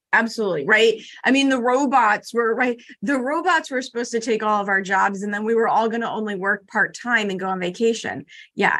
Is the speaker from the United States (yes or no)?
yes; Chicago, Illinois, United States; I'm from Chicago